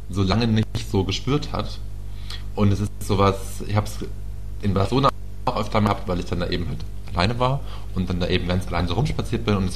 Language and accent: German; Peine, Lower Saxony, Germany; in meiner Heimatstadt Peine